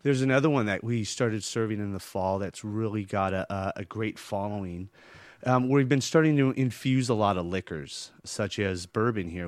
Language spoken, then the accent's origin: English; San Jose, California, United States; moved away as an adult; also born or lived in Boston / Chicago; now in Avalon, United States; I grew up in San Jose, California